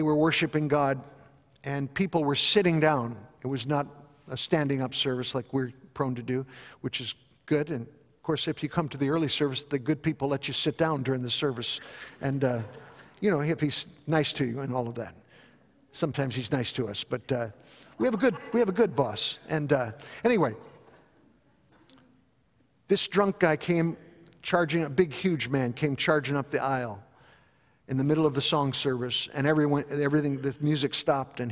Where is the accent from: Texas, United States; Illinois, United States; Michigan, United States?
Illinois, United States; Chicago; growing up in Chicago, my parents were attending Bethel Temple